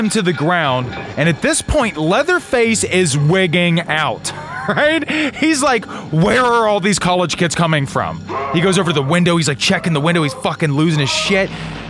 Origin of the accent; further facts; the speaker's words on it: Atlanta, Georgia, United States; No, I'm from Atlanta, Georgia. I grew up in a cul-de-sac.